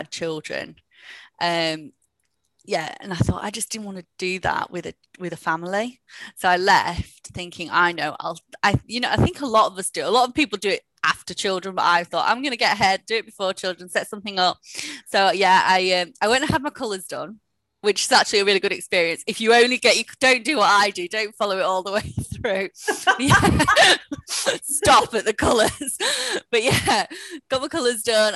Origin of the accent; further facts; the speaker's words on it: Huddersfield, Yorkshire and the Humber, United Kingdom; moved away as an adult; also born or lived in Sheffield / London; I'm in from Huddersfield